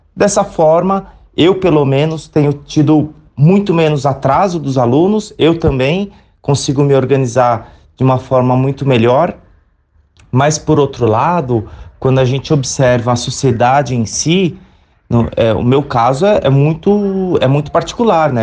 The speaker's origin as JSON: {"language": "Portuguese", "region": "São Paulo", "country": "Brazil", "said": "sou do Sapopemba."}